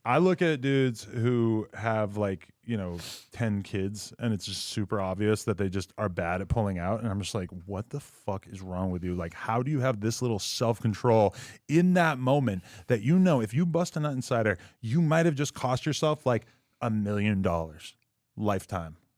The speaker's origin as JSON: {"language": "English", "region": "New Hampshire", "country": "United States", "tie": "born or raised there", "moved": "as an adult", "lives_now": "Los Angeles, United States", "said": "growing up in New Hampshire, I mean, a, and granted, I only lived there till I was, like, nineteen or twenty"}